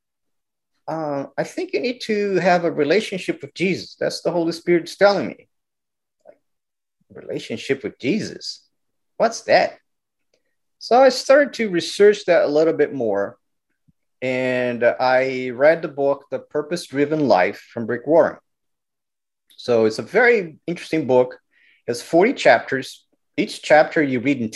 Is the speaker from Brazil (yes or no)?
yes; Brazil; also born or lived in Rio de Janeiro; now in United States; So I grew up Catholic in Brazil